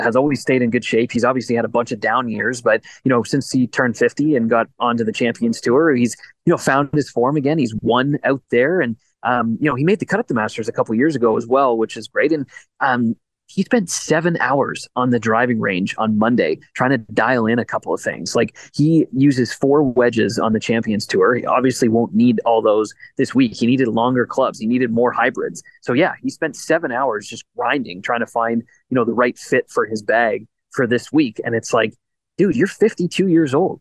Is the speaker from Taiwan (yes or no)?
no; Canada; as a Canadian